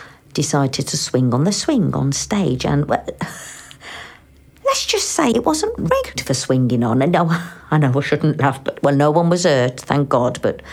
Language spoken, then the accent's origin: English; England, United Kingdom; My dad was Indonesian, yeah. My mum's from Smethwick and it's her that I grew up with here in England, yeah.